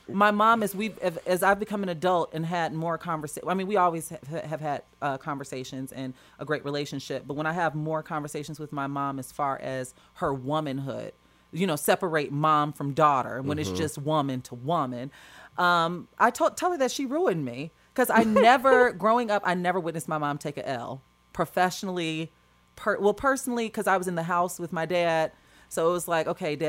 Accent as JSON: {"language": "English", "town": "Chicago", "region": "Illinois", "country": "United States", "moved": "as an adult", "lives_now": "Los Angeles, United States", "said": "I come from Chicago where we walk fast and we say our yeses and we say our noes"}